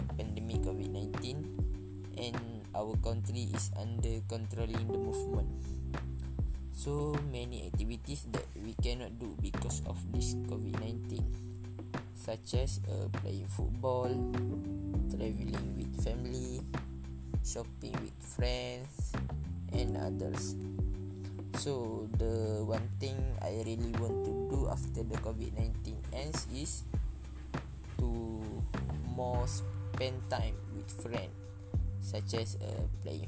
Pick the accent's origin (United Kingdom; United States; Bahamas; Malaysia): Malaysia; Tanah Merah, Kelantan; I'm from Kelantan and I'm stay in Kampung Tok Cedul, Tanah Merah, Kelantan